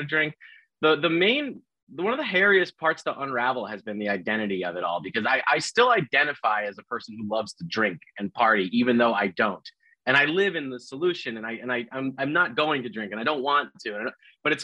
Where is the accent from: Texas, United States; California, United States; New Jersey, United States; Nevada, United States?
New Jersey, United States; I was in my hometown in New Jersey where I'd grown up.